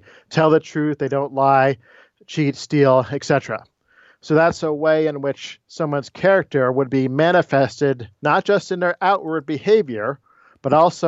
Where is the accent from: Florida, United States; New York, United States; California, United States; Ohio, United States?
Florida, United States; also born or lived in Maryland; I was born in Maryland, but grew up mainly in Florida. Went off to school in New Jersey at Princeton and then graduate school at Notre Dame before I was hired here at Wake Forest.